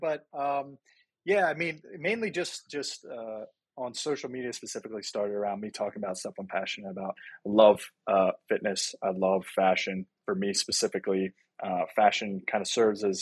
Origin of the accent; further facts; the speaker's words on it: Virginia, United States; moved away as an adult; also born or lived in Pennsylvania / Philadelphia; now in New York, United States; I was born in Pennsylvania, and then very early on, we moved to Virginia because of my dad's work, and have been in Virginia ever since